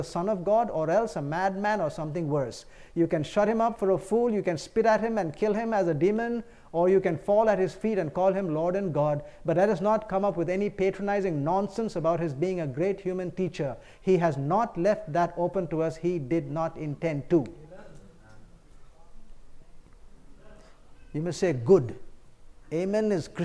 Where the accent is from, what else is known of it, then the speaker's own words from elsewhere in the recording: India; I come from the East, India.